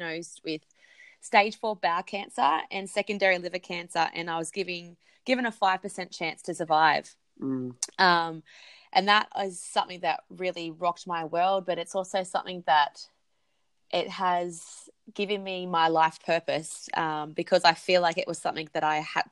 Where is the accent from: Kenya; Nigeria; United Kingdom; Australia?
Australia; Central Coast, New South Wales; moved away; also born or lived in Perth; I'm originally from the Central Coast in New South Wales